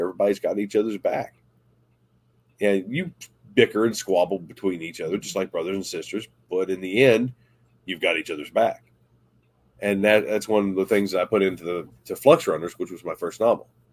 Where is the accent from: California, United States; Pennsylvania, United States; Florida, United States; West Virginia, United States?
West Virginia, United States; Southern; growing up in Southern West Virginia, it wasn't easy